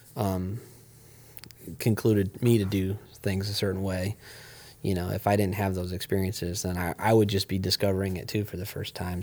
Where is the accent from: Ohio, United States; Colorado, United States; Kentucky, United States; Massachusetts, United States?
Ohio, United States; I grew up here and I like, you know, I feel like it's my home